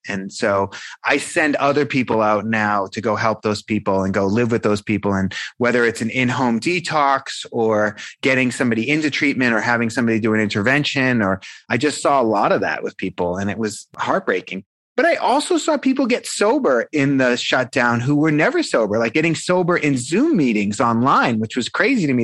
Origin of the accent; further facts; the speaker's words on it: Boston, Massachusetts, United States; I'm a guy from South Boston, you know, the South Shore of Boston, Massachusetts